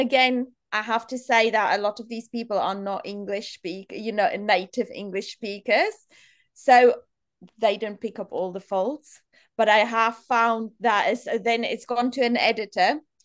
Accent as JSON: {"language": "English", "country": "South Africa", "tie": "born or raised there", "moved": "as an adult", "lives_now": "Manchester, United Kingdom", "said": "I grew up in South Africa in a really small town"}